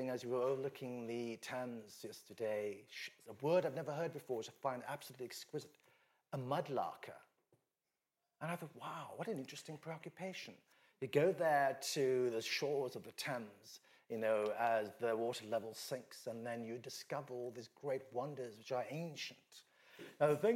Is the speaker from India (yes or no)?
yes; Western India, India; I'm from Western India